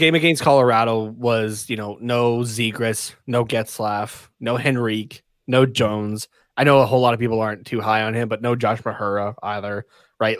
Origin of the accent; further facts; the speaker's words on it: Canada; being a Canadian